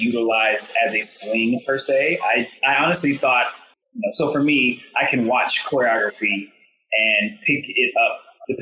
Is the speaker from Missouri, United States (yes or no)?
yes; Blue Springs, Missouri, United States; I grew up in Blue Springs, Missouri, which is a suburb of Kansas City, Missouri.